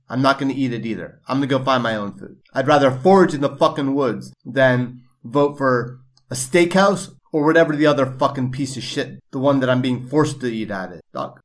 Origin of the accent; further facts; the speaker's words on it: New York, United States; growing up in New York